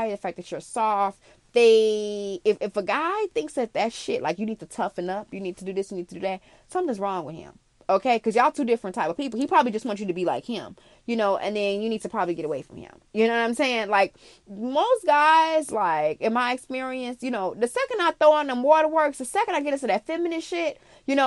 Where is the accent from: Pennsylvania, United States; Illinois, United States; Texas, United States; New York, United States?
Illinois, United States; Chicago; also born or lived in Arizona; I'm an international girl, yes, but I'm from Chicago